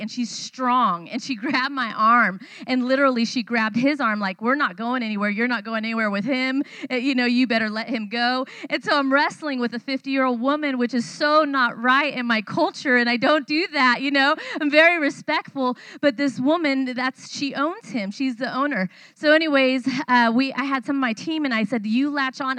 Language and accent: English; California, United States; moved away as an adult; now in Thailand; I was not raised in a Christian home, I was raised in California.